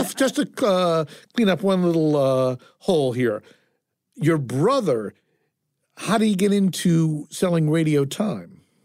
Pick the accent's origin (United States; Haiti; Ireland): United States; Fairfield, Connecticut; I grew up, as I say, in Fairfield.